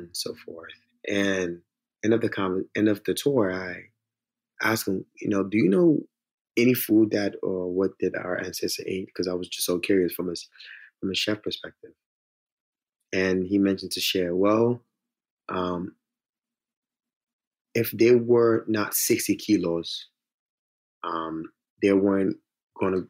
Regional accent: United States; also born or lived in Senegal; now in New Orleans, United States; I grew up in the States

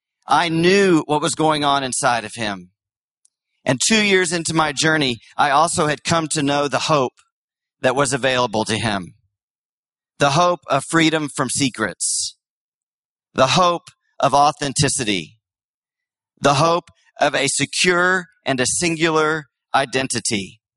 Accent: Austin, Texas, United States; now in San Francisco, United States; I grew up here in Austin, so it's good to be home.

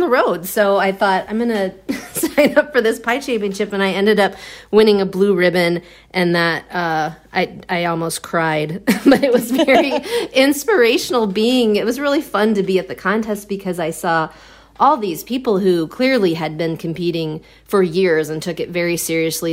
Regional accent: outside of Chicago, Illinois, United States; moved away as an adult; now in Milwaukee, United States; I grew up outside of Chicago, and I, I came up to Milwaukee with my brother

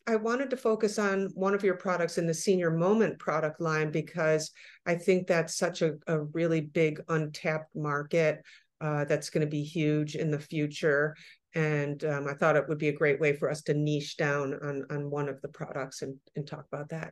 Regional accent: Rochester, New York, United States; also born or lived in Henrietta, New York; now in New York City, United States; I grew up in Rochester and Henrietta

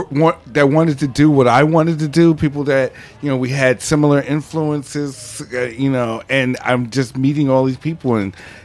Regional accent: New York City, New York, United States; I grew up in New York. And I grew up in Harlem, but I didn't discover the Lower East Side until I was like 19, 20 years old.

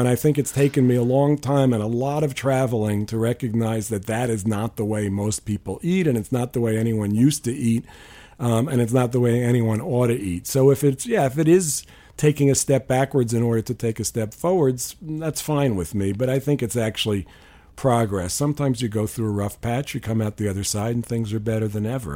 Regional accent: New York, United States; I grew up in New York

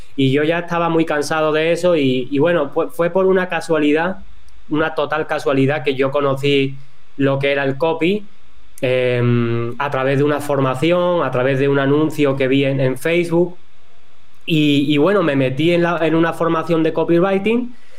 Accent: Cádiz, Andalusia, Spain; also born or lived in northern Spain; Pues yo soy de, Cádiz, de, un pueblito que, está en la sierra, en la parte de la sierra de, de Cádiz, que está en la, parte del sur de, España.

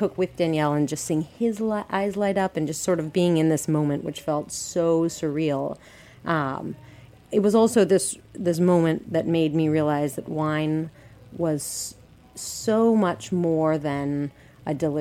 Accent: Colorado, United States; moved away as an adult; now in New York City, United States; I'm from Colorado

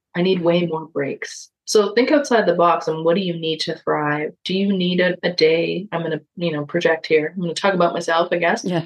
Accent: Toronto, Ontario, Canada; my childhood growing up in Parkdale in Toronto

